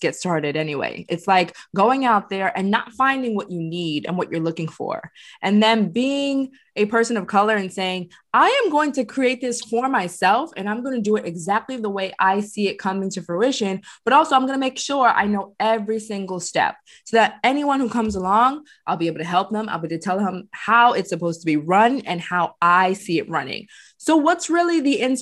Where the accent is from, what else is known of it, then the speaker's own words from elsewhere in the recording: New York City, New York, United States; We all Brooklyn